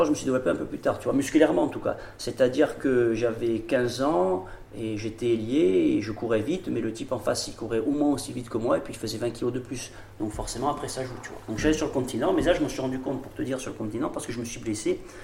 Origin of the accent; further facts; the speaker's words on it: Olmi-Cappella, Corsica, France; je suis d'Olmicapé, j'habite Olmicapé là, dans le Yonsagne